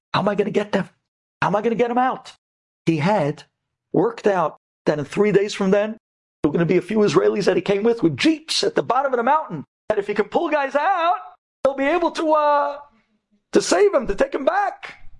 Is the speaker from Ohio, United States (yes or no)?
no; New York City, New York, United States; we're from Brooklyn